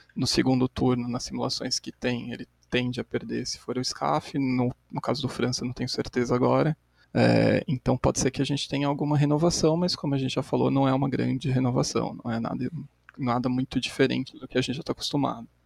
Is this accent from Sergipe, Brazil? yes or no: no; São Bernardo do Campo, São Paulo, Brazil; eu sou aqui de São Bernardo do Campo, no ABC, paulista